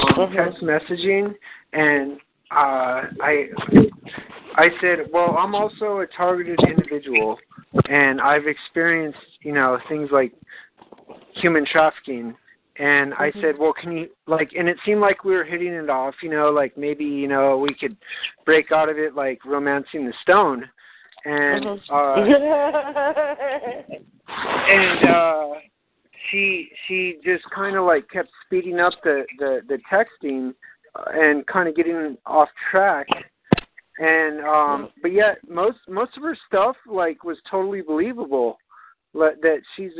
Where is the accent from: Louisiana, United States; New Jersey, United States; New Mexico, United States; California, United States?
New Mexico, United States; I grew up in New Mexico